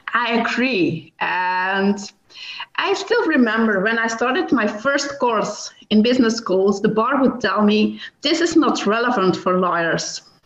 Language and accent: English; Belgium; I'm from Belgium